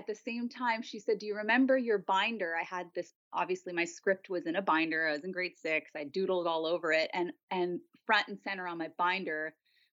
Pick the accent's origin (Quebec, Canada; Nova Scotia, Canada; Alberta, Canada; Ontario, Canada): Quebec, Canada; Montreal; moved away as an adult; now in California, United States; I was born and raised in Montreal